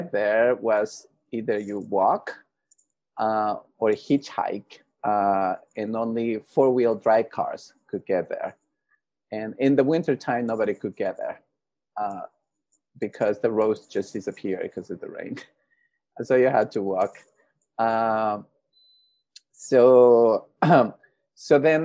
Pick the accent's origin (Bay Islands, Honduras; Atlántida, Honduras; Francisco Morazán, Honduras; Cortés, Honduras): Francisco Morazán, Honduras; Tegucigalpa; now in United States; I'm from Honduras, from the capital city, Tegucigalpa. I was born and raised in Honduras